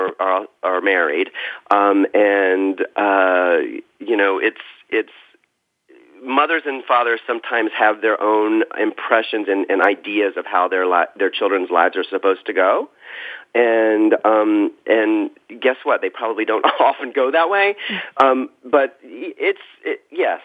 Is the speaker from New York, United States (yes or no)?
no; South Carolina, United States; moved away; growing up in South Carolina